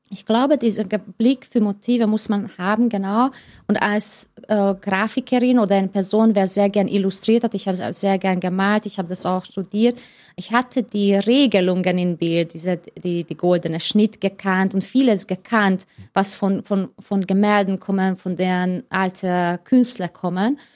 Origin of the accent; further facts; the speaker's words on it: Hungary; German is a second language; moved away as an adult; ich bin in Ungarn geboren in genau 1979 in das Sozialismus sozusagen